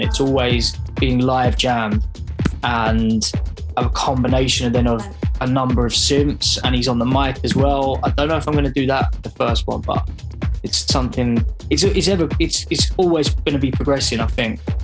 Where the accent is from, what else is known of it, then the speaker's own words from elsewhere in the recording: London, United Kingdom; growing up in London or like the outskirts of London